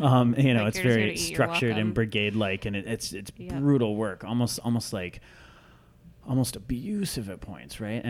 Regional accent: Iowa, United States; also born or lived in Minnesota; I grew up kind of between Minnesota and Iowa. When I was a kid, most of the time in Iowa

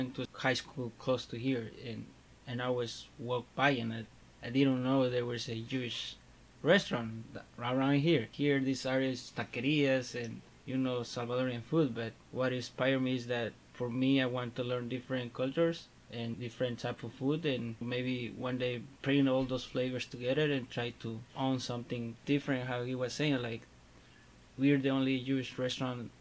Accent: Puebla, Mexico; English is a second language; now in San Francisco, United States; I'm from Mexico. Puebla is like 3 hours south of the Mexico City.

